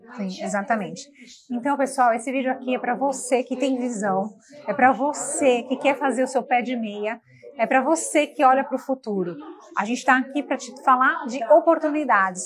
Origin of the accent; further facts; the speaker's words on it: Brazil; moved away; como brasileiros que imigram